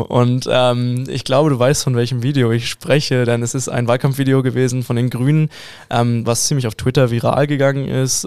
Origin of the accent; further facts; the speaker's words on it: Hamburg, Germany; also born or lived in Bavaria; now in Munich, Germany; Ich als Hamburger